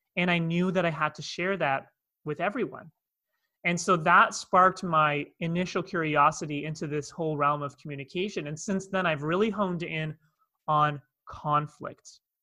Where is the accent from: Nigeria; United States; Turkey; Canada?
Canada; Toronto, Ontario; accent: North American; moved away as an adult; now in Cape Town, South Africa; you can hear by my accent, I'm from North America, I'm from Toronto, Canada